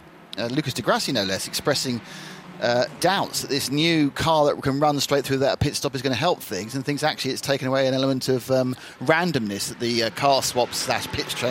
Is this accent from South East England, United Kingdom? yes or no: yes; Kent, South East England, United Kingdom; I'm from Kent